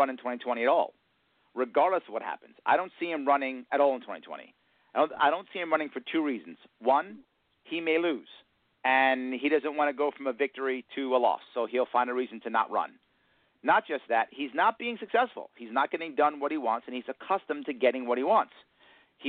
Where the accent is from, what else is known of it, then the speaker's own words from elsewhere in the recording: New York City, New York, United States; accent: New York; we are all men from Queens.